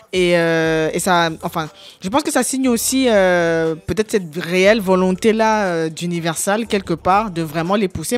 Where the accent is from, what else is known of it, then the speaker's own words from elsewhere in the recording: Cameroon; je suis camerounais